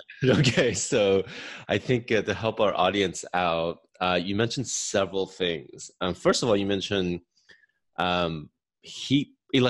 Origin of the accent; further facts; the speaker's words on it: United States; also born or lived in California; I grew up in Texas and in California.